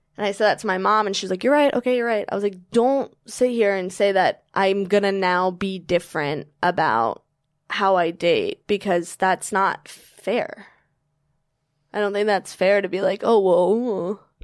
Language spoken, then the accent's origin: English; Virginia, United States; I'm from Virginia